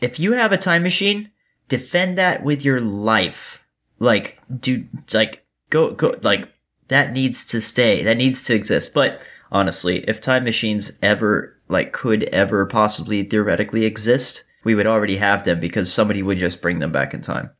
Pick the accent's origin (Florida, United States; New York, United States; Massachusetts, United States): Florida, United States; Miami; now in Georgia, United States; I'm from Florida. I was born in Miami